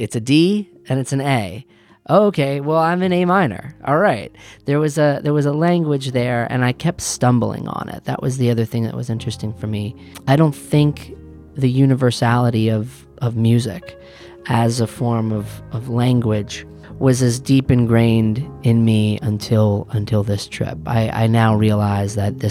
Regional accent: Western Massachusetts, United States; I'm from Western Massachusetts, and I am a musician

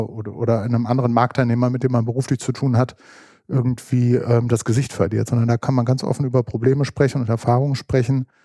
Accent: Düsseldorf, North Rhine-Westphalia, Germany; Düsseldorf ist meine Heimatstadt. Es ist eigentlich so meine Wurzel.

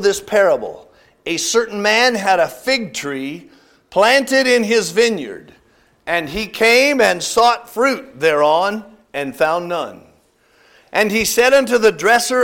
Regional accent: California, United States; moved away; I'm from California. I remember that Hanford sandy loam out there

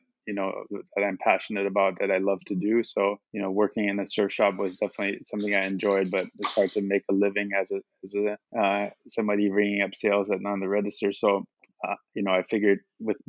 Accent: Germany; moved away as an adult; also born or lived in United States / Maui, Hawaii; now in Honolulu, United States; I was born in the U.S., but my parents are German, and I grew up in Germany

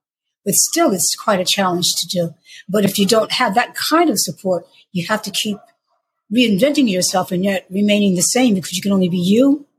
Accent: New York, United States; accent: New York; because I don't have a Southern accent, I don't have like, you know, a deep, deep, deep contralto, gravelly, gospely voice. I sound like I'm from New York.

